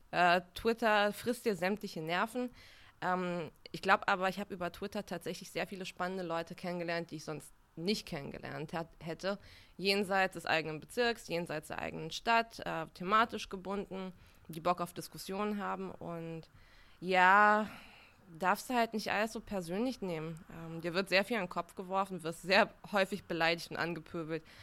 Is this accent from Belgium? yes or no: no; Bulgaria; born there; Also ich habe einen Migrationshintergrund. Ich bin ähm, in Bulgarien geboren. Ich habe eine gemischte Familie, also Deutschverwandte, bulgarische Verwandte.